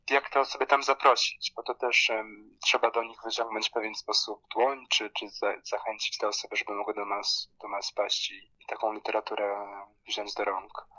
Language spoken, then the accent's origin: Polish; Poland; moved away as an adult; also born or lived in London / Bangkok; now in Lublin, Poland; dorastając w Polsce